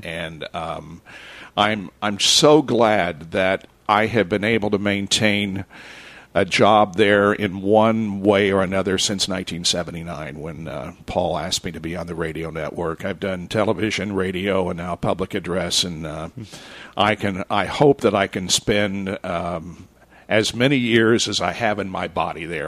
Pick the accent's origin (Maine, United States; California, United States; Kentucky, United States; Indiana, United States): Indiana, United States; Liberty; also born or lived in Richmond, Indiana; I was born in Richmond, Indiana, and I grew up in Liberty, which is 14 miles south of uh, Richmond on US 27